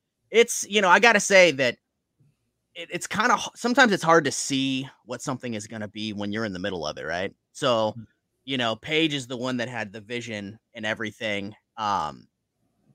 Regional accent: Virginia, United States; we're from Virginia and we're in New Jersey

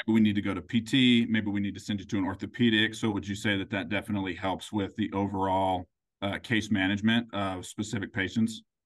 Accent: Grandview, Missouri, United States; I am from, uh, a suburb of Kansas City called Grandview

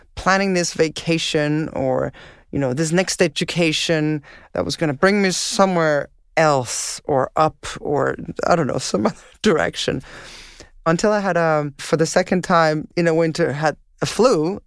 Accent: Denmark; moved away as an adult; now in Montreal, Canada; growing up in Denmark, snow was sort of a rare thing

